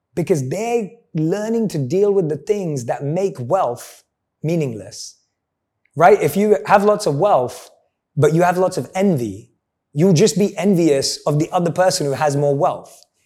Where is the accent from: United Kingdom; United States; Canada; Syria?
United Kingdom; London; I'm a boy from London.